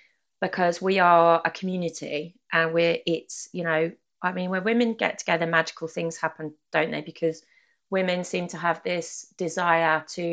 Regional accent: United Kingdom; I think we have this thing in being British, don't we, where it's not really the done thing to ask for help or directions, you know.

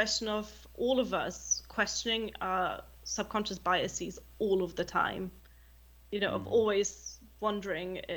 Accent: Germany; English is a second language; moved away as an adult; also born or lived in United Kingdom; me growing up in Germany

